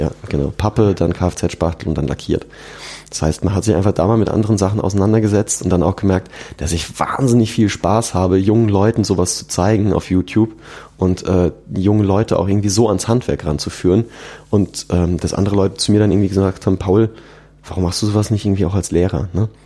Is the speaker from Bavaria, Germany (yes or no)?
yes; Aschaffenburg, Bavaria, Germany; now in Munich, Germany; bei uns in, in Aschaffenburg auf ein Bierchen eingeladen. Mhm. In meiner Heimat